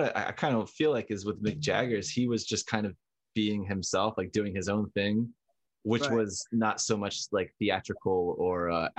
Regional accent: Northwestern New Jersey, United States; And I grew up in Northwestern New Jersey.

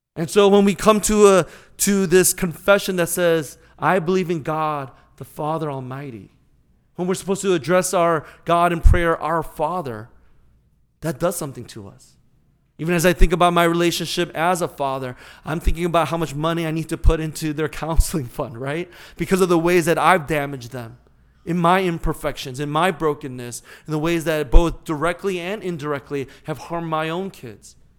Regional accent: California, United States; moved away as an adult; now in St. Louis, United States; growing up in California

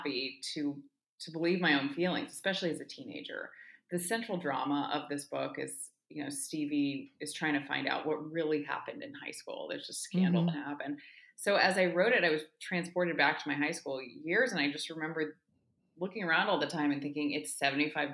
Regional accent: La Jolla, California, United States; my hometown of La Jolla, California

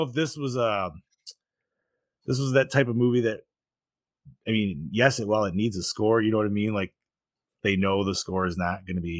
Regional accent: Utah, United States; I'm from Utah.

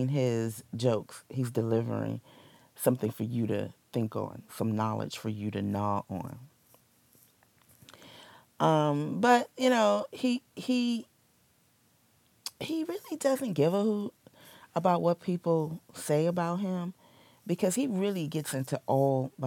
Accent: Washington, District of Columbia, United States; my hometown, yay, born and raised, D.C. girl.

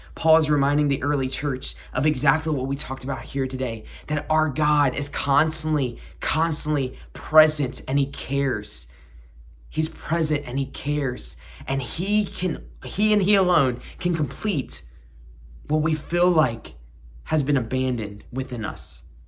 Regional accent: South Carolina, United States; I grew up in the Bible Belt in South Carolina

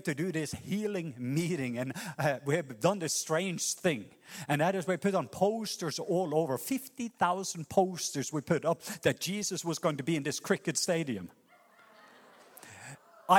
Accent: Norway; moved away; a Norwegian Baptist pastor

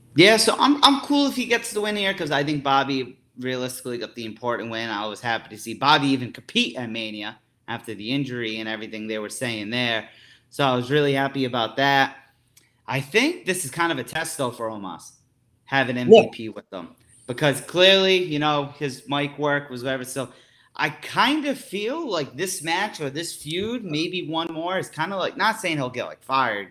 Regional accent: Providence, Rhode Island, United States; Providence, Rhode Island. You know, my hometown

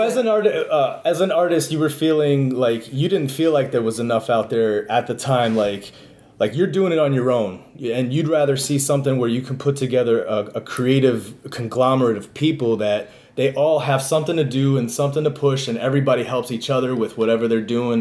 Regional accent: Buffalo, New York, United States; also born or lived in Rochester; But I, but I grew up in Buffalo

